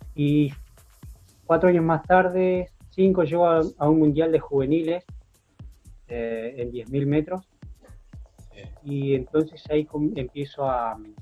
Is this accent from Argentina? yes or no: yes; San Martín, Argentina; moved away as an adult; also born or lived in Belgium / Spain / Plottier; yo nací en San Martín y estuve hasta 2001, hasta el 2000, viviendo constantemente en San Martín